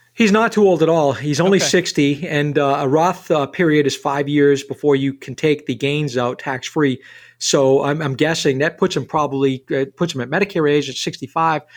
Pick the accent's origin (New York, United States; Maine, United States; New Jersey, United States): Maine, United States; Rumford; I grew up in Rumford in a paper mill town